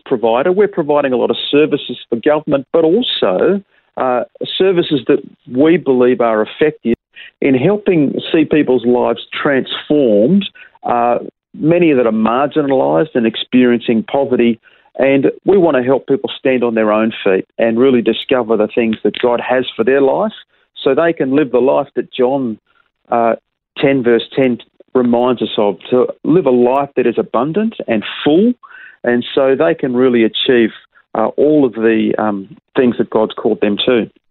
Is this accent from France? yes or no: no; Perth, Western Australia, Australia; also born or lived in Wewak, Papua New Guinea; while we were growing up in Perth